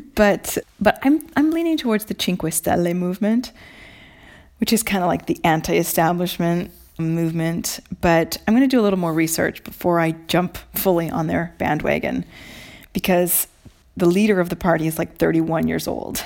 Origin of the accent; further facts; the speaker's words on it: Mercer Island, Washington, United States; moved away as an adult; now in Italy; Island Books on Mercer Island, Washington, my hometown bookstore